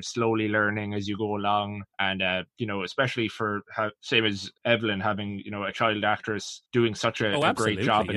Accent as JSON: {"language": "English", "country": "Ireland", "said": "when I was younger anyway, I didn't really care that much about being Irish or Irishness"}